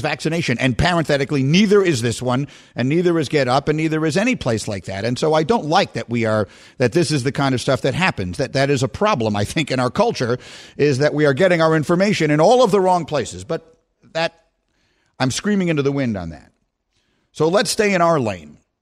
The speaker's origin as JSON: {"language": "English", "town": "New York City", "region": "New York", "country": "United States", "tie": "born or raised there", "said": "two kids from the city"}